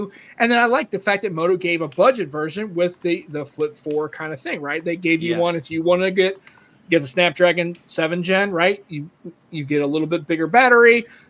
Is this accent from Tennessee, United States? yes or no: no; St. Louis, Missouri, United States; St. Louis, the whole.